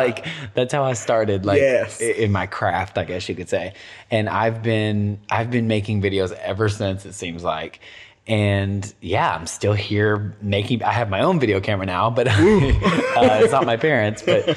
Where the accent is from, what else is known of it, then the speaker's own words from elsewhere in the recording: Tennessee, United States; I'm from Tennessee.